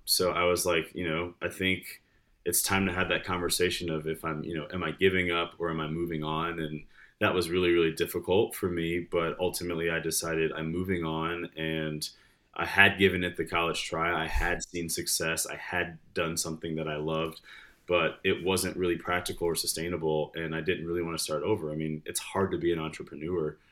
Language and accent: English; Detroit, Michigan, United States; moved away as an adult; also born or lived in Farmington, Michigan; now in Lexington, Kentucky, United States; grew up in Michigan. I was born Detroit and spent a lot of time there, moved to the suburbs, uh, then, then moved a lot after